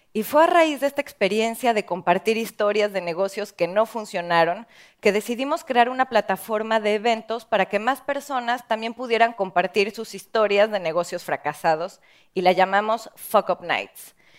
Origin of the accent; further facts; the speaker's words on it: Mexico; en mi país, en México